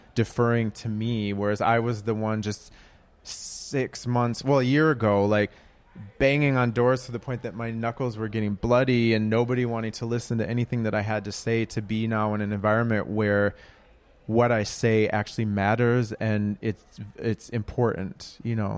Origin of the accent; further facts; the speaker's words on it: Minneapolis, Minnesota, United States; now in Brooklyn, United States; I'm from Minneapolis